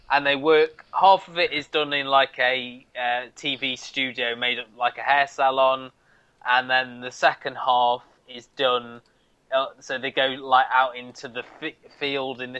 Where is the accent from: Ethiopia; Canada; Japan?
Canada; I talk funny because I come from Canada.